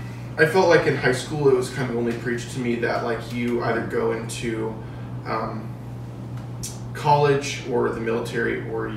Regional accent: Illinois, United States; also born or lived in Seattle, Washington / Indiana / Bloomington-Normal, Illinois; But then my family moved to Indiana, and then we moved to Illinois. And so then I grew up in the suburbs.

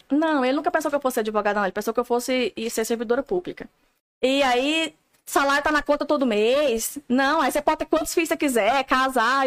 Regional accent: Paraúna, Goiás, Brazil; moved away as an adult; Eu vim lá da Paraúna. Se procurar no mapa, dá trabalho.

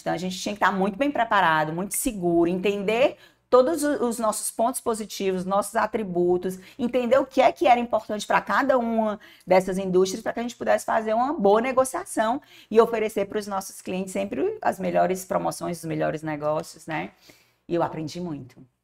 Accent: Fortaleza, Ceará, Brazil; eu nasci numa casa que ficava em Antônio Bezerra. E era casa, com quintal, com pé de siriguela

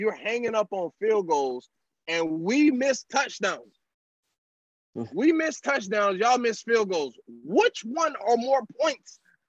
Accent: Florida, United States; I'm from Florida.

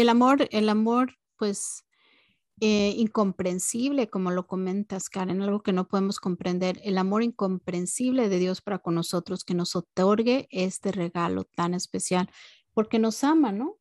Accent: Mexico; todas las navidades cuando era chica en México

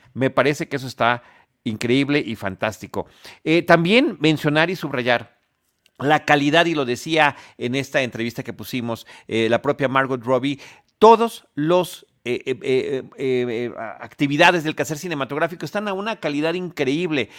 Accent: Mexico; como mexicanos y cinéfilos

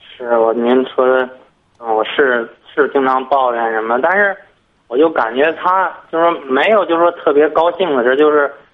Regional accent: Tangshan, Hebei, China; 我是唐山的

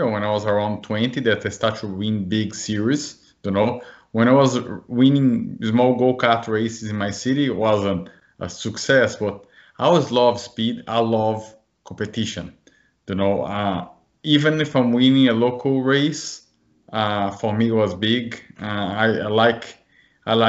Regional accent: Brazil; moved away as an adult; now in United States; I'm from Brazil. When I was 7 years old, I started racing bicycles, BMX in Brazil

